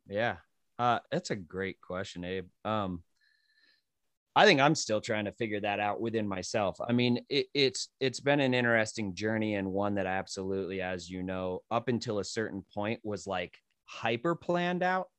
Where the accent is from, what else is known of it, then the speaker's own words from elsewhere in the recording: New Mexico, United States; moved away as an adult; also born or lived in Western New York / Colorado; I came from New Mexico